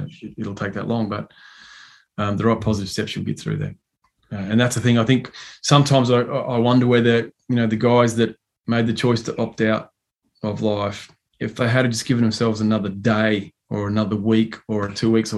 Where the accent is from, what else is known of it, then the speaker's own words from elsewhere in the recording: Chinchilla, Queensland, Australia; He's from my hometown, Chichilla